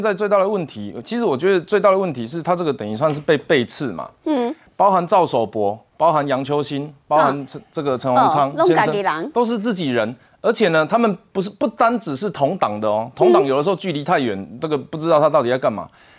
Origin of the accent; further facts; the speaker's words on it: Taiwan; 是我是台湾人，我监护台湾的主权，但是我走比较保守的路线。